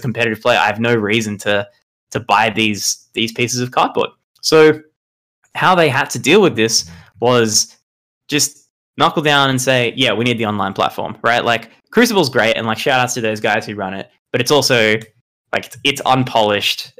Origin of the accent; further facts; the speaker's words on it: Australia; I'm from Australia, not New Zealand.